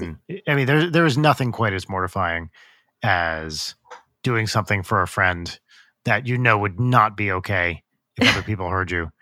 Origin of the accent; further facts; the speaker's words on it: New Jersey, United States; growing up in Jersey